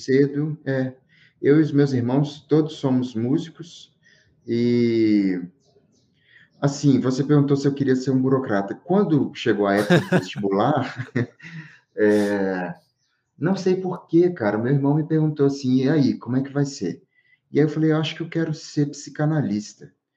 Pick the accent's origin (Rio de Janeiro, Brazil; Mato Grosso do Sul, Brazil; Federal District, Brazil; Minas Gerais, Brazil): Minas Gerais, Brazil; Diamantina; moved away as an adult; now in São Paulo, Brazil; eu tô em Diamantina, né? Que é a cidade que eu nasci, eu vivo em São Paulo